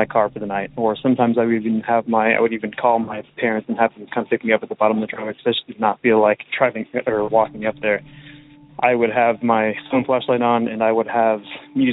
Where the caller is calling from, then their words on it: Oregon, United States; I'm calling from Oregon